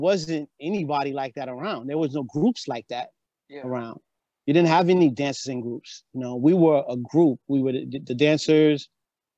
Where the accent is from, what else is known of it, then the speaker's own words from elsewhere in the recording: Mount Vernon, New York, United States; moved away; I'm from Mount Vernon